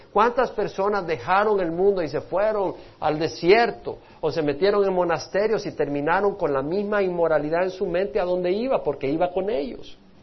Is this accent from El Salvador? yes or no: yes; El Salvador; moved away; yo dejé El Salvador por un sueño. Yo tenía un sueño en mi país